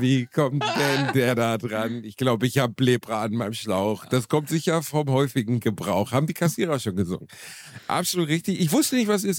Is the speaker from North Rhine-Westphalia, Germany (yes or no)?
yes; Gelsenkirchen, North Rhine-Westphalia, Germany; in Gelsenkirchen, Rotthausen, wo ich herkomme